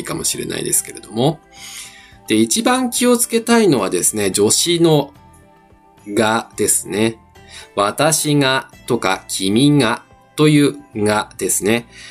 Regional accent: Osaka, Japan; first language Japanese; 自分もですね、あの、大阪出身

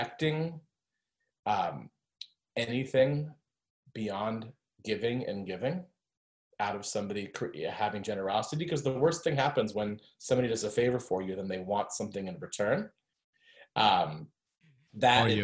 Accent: Florida, United States; I grew up in Florida and studied French instead of Spanish

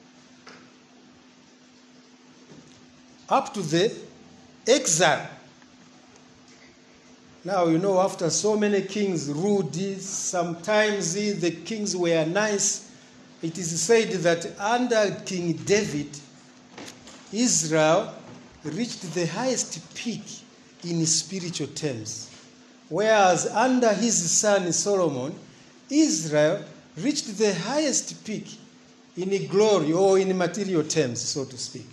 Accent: Mangochi, Southern Region, Malawi; also born or lived in Chingola, Zambia; I'm Ngoni from Fort Johnson, not Chipata, Fort Johnson

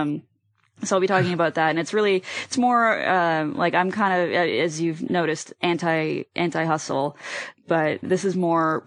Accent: Halifax, Nova Scotia, Canada; moved away; Trailer Park Boys is in my hometown

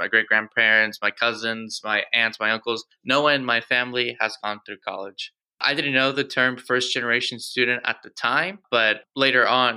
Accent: Houston, Texas, United States; I was born and raised here in Houston, Texas.

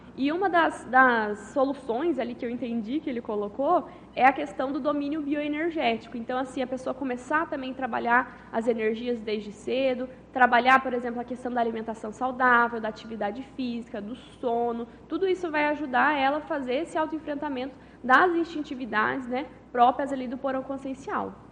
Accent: Conceição dos Ouros, Minas Gerais, Brazil; moved away as an adult; now in Foz do Iguaçu, Brazil; eu sou natural de Conceição dos Ouros, Minas Gerais

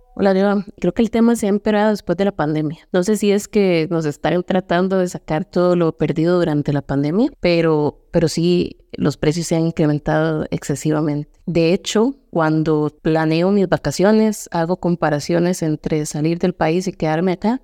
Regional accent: Puntarenas, Costa Rica; yo soy de Punta Arenas Centro

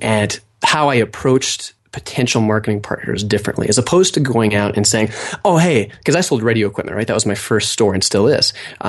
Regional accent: Idaho, United States; also born or lived in Montana; Well, I grew up in Idaho. I went to school in Montana.

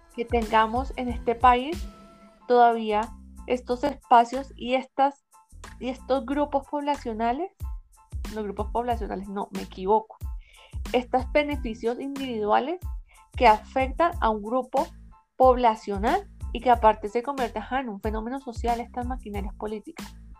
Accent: Colombia; los colombianos, las ciudadanas, los ciudadanos votamos

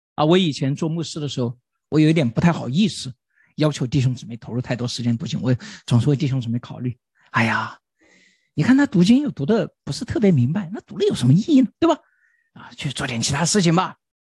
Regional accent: China; 对于我们中国人来说稍微有一点挑战

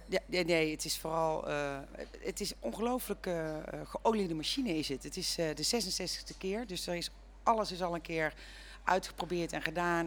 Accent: North Brabant, Netherlands; moved away as an adult; now in Woerden, Netherlands; Ik kom uit Brabant

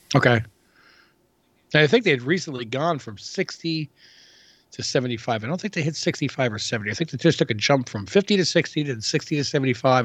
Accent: New York City, New York, United States; also born or lived in Queens; as a New Yorker.

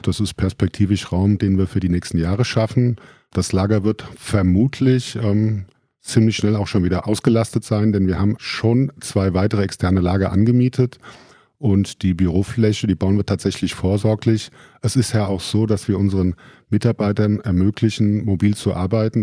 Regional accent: Friedberg, Hesse, Germany; Grundsätzlich bin ich selber in Friedberg geboren, auch in der Friedberger Altstadt aufgewachsen und der Heimat immer verbunden geblieben

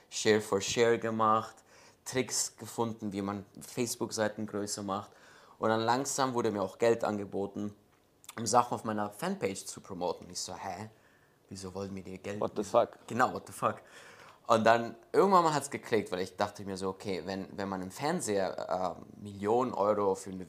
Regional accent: Munich, Bavaria, Germany; born there; Ähm, ja, also ich bin in München geboren.

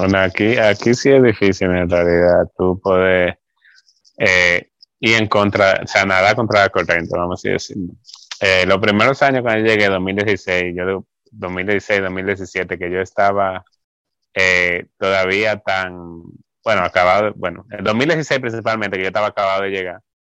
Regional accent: Santo Domingo, Dominican Republic; moved away as an adult; vengo de Santo Domingo y que vengo de, ser miembro de la iglesia

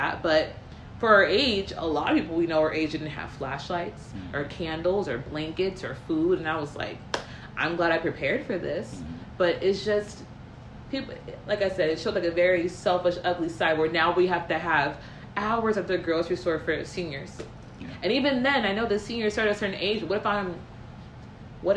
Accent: United States; I'm American born, but I'm born to an American father and a Jamaican mother

